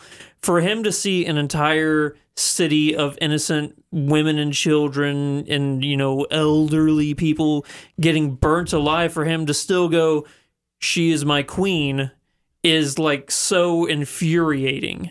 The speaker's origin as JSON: {"language": "English", "region": "the Ozarks", "country": "United States", "tie": "born or raised there", "said": "people I grew up with in the Ozarks"}